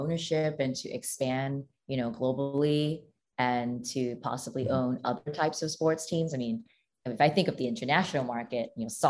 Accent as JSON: {"language": "English", "town": "Houston", "region": "Texas", "country": "United States", "said": "I really loved the Houston Rockets growing up, and I'm from Houston."}